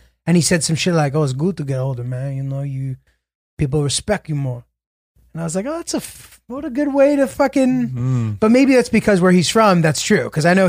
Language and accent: English; Connecticut, United States; also born or lived in New York City, United States; I was born in New York City. I was born in New York City. I lived here when I was little, very little. And, you know, my migrant parents, like classic fucking, you know, New York shit. And then my dad got a job and we moved to rural Connecticut.